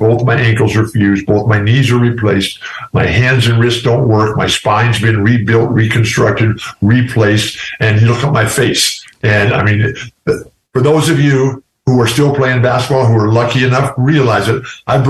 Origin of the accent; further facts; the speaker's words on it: San Diego, California, United States; where we live here in my hometown of San Diego